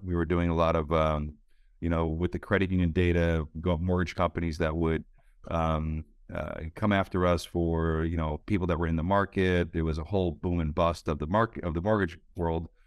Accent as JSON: {"language": "English", "region": "Connecticut", "country": "United States", "tie": "born or raised there", "also_born_or_lived": "Silicon Valley / South Florida", "moved": "as an adult", "said": "I grew up in Connecticut"}